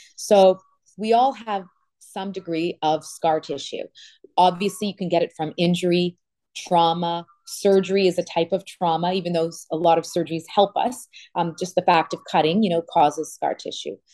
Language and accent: English; Canada; also born or lived in Toronto, Canada; now in Miami, United States; I'm from Canada.